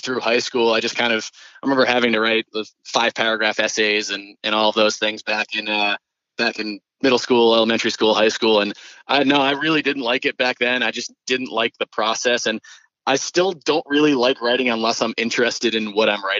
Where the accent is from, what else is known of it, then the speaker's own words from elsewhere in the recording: Wrentham, Massachusetts, United States; also born or lived in New York City; I was born in New York City, but I moved to Massachusetts when I was two and a half. So I spent most of my life in Massachusetts. Wrentham is the town over from Foxborough